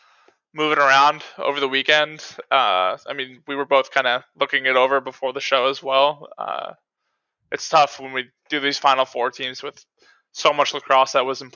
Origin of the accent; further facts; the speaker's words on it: East Coast, United States; moved away as an adult; Growing up on the East Coast